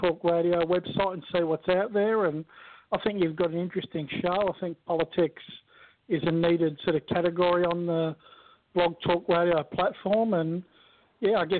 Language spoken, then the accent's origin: English; Australia; accent: Australian; I'm Australian. It's an Australian accent